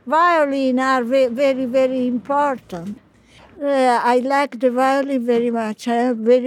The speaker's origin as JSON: {"language": "English", "town": "Cremona", "region": "Lombardy", "country": "Italy", "second_language": "English"}